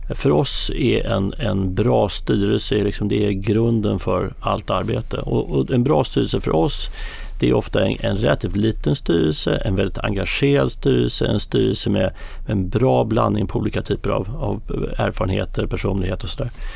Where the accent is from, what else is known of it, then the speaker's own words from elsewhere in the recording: Sweden; vi är svenskar själva